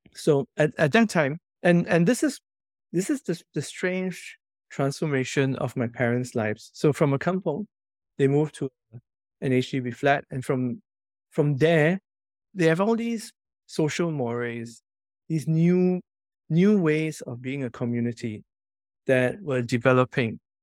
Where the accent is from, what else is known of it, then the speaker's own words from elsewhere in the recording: Singapore; growing up where I grew up, in Commonwealth Close, which is a public housing estate